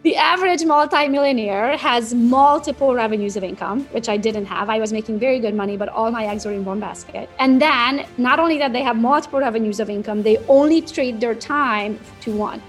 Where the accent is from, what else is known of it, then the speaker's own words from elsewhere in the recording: Transylvania, Romania; moved away as an adult; now in United States; I was born and raised in Romania, Transylvania